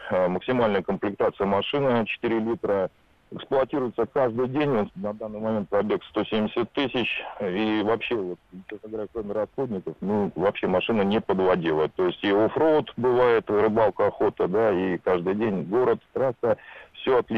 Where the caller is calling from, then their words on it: Saint Petersburg, Russia; я из Санкт-Петербурга.